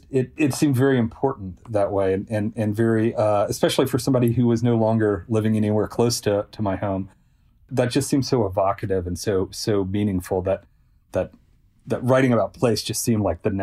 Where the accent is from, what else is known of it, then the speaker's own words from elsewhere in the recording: Selmer, Tennessee, United States; this stretch of highway between Selmer, Tennessee, which is my hometown, and Adamsville, Tennessee. And, you know, when I was in high school, a lot of my friends and I, we would just race this road